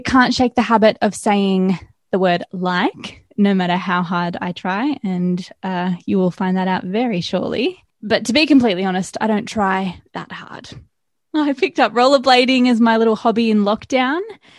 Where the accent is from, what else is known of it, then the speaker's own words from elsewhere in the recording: Gold Coast, Queensland, Australia; now in Melbourne, Australia; I'm from the Gold Coast, yeah.